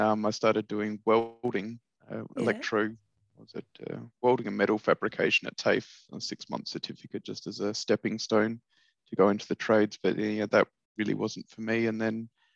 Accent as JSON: {"language": "English", "town": "Perth", "region": "Western Australia", "country": "Australia", "tie": "born or raised there", "said": "I grew up in Perth, yeah, born and bred, been in Perth, sort of just out in the suburbs of Perth in Ferndale"}